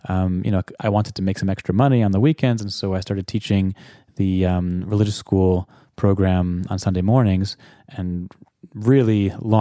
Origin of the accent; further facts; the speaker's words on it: South Orange, New Jersey, United States; I was born in South Orange, New Jersey in September of 1983